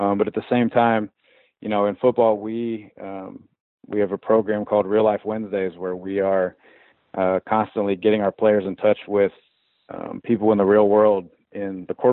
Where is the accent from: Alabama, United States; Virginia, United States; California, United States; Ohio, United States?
Ohio, United States; Columbus; moved away as an adult; also born or lived in Arkansas; I'm from Columbus. I was down in Arkansas for about 6 years, and absolutely loved my time down there